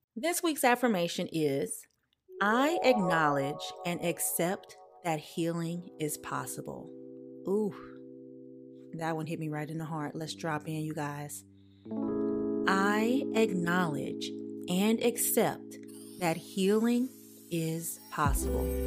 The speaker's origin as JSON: {"language": "English", "region": "the South", "country": "United States", "said": "I'm also from the South"}